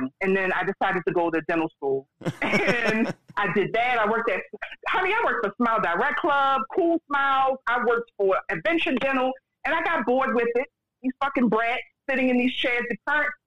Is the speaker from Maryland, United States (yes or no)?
yes; Baltimore, Maryland, United States; So I'm from Baltimore, Maryland. I live in Baltimore City